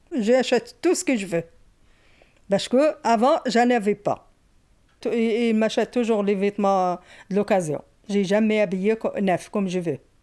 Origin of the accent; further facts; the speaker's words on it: Morocco; now in France; Je suis née au Maroc dans une petite ville, dans l'Atlas